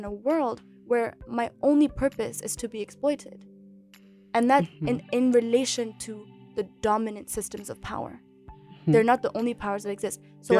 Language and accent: English; Ethiopia; although I come from Ethiopia, and Ethiopia was never colonized, although it was occupied for like 5 years by Italy, I grew up and have in many ways formed my identity as an African in countries that had been previous colonies of Britain.